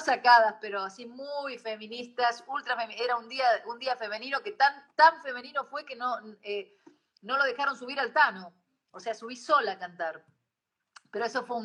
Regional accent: Argentina; yo después cuando regresé a la Argentina

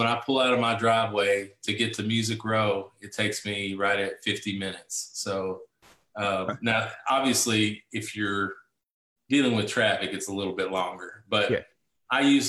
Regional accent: Bowling Green, Kentucky, United States; Bowling Green, it's my hometown. It's where I'm from. And we live on 10 acres on a small farm here.

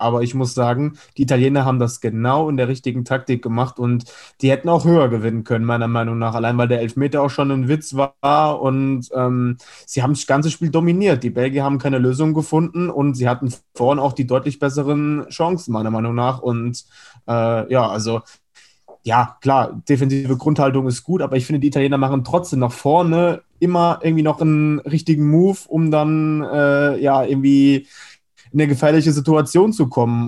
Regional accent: Spain; ich als Spanier

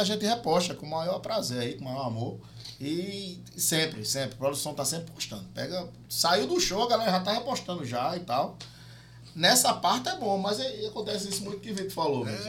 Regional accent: João Pessoa, Paraíba, Brazil; a gente é de João Pessoa, a gente é de João Pessoa

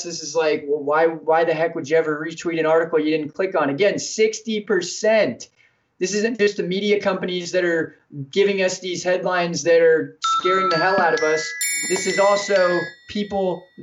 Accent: United States; we as American people

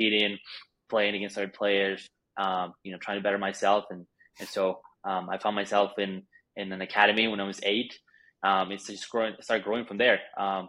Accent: Bogotá, Colombia; moved away; also born or lived in Argentina; I'm Colombian. I was born in Bogota, Colombia.

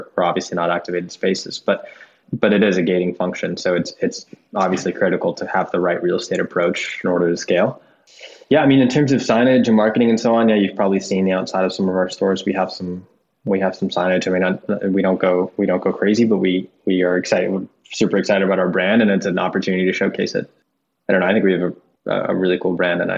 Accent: outside Boston, Massachusetts, United States; now in New York, United States; I grew up outside Boston in a sleepy town

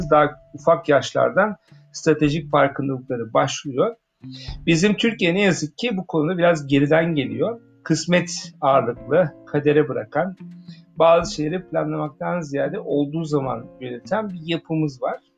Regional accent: Germany; Almanya'da büyüdüm. Bir Alman e, kafasına sahibim.

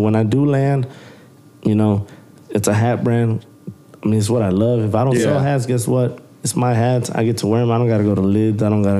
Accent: Houston, Texas, United States; I'm from Houston

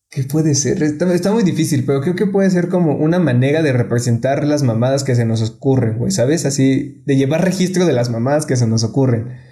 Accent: Mexico; aquí en México

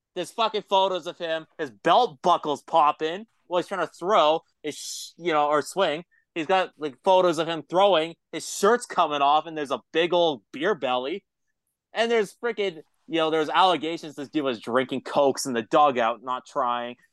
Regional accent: an hour away from Toronto, Ontario, Canada; moved away; I grew up in Canada. I'm Canadian

